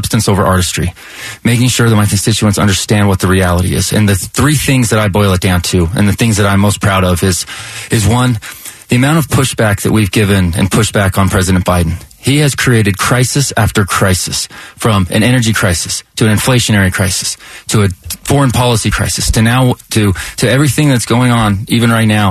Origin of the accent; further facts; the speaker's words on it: Ogden, Utah, United States; also born or lived in Washington / Southeast Asia; born and raised in Ogden, played a little college football